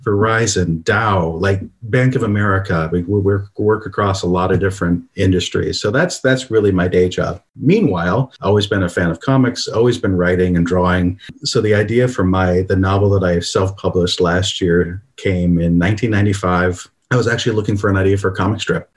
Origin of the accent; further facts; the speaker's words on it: Toledo, Ohio, United States; Born and raised in Toledo, graduated from the University of Toledo